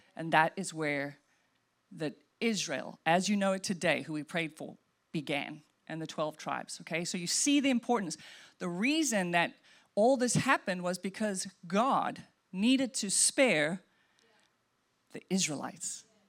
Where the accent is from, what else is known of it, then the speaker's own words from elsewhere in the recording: Welkom, Free State, South Africa; moved away; we grew up in South Africa, and we would drive from Welkom to Johannesburg to go see grandma